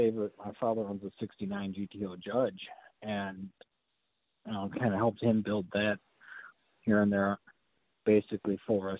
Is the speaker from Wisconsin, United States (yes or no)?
yes; Kenosha, Wisconsin, United States; Yes. Yep.